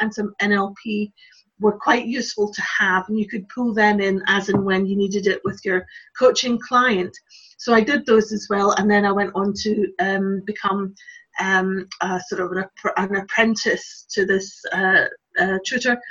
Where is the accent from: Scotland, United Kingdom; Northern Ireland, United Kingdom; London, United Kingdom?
Scotland, United Kingdom; Glasgow; moved away as an adult; also born or lived in Lincolnshire; eventually I moved back to Glasgow from Lincolnshire, where I was living